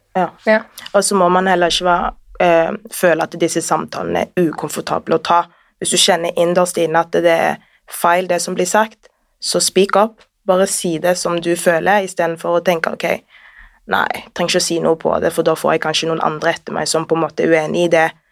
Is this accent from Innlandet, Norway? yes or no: no; Sandnes, Rogaland, Norway; also born or lived in Northern Norway; now in Oslo, Norway; født i Nord-Norge. Oppvokst i Sandnes, bor nå her i Oslo